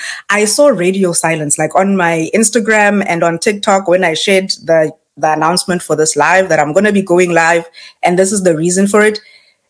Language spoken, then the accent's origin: English; South Africa; moved away as an adult; now in Canada